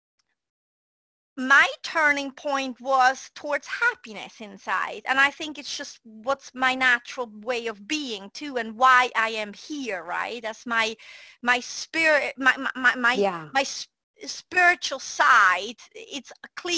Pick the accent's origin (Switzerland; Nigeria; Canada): Switzerland; moved away; I was a redhead girl growing up in Switzerland, Europe